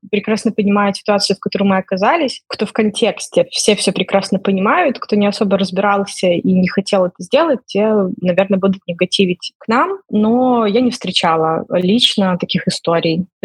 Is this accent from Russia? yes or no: no; Belarus; moved away; also born or lived in Ukraine; условно я и другие белорусы тоже вынуждены были уехать из Украины